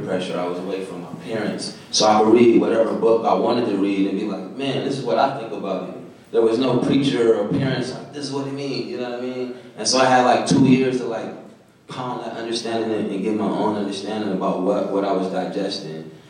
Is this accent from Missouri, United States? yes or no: no; Pontiac, Michigan, United States; I grew up in Pontiac, Michigan